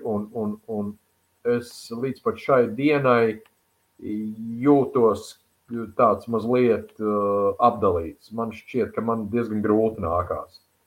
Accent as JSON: {"language": "Latvian", "town": "Sabile", "region": "Talsi Municipality", "country": "Latvia", "tie": "born or raised there", "moved": "yes", "lives_now": "Riga, Latvia", "said": "Esmu sabiedrnieks"}